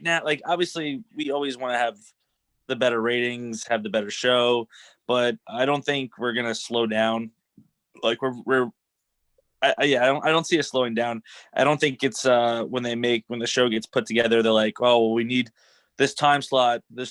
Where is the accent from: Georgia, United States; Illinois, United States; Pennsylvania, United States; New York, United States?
New York, United States; I'm from New York. I'm a Rangers